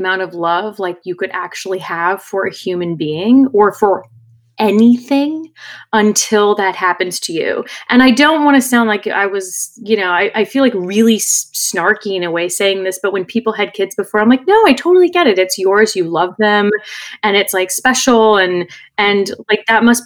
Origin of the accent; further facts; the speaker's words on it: California, United States; growing up in California